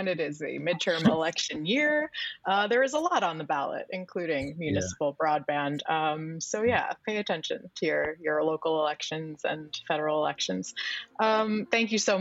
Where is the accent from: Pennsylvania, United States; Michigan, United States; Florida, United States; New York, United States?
New York, United States; as a New Yorker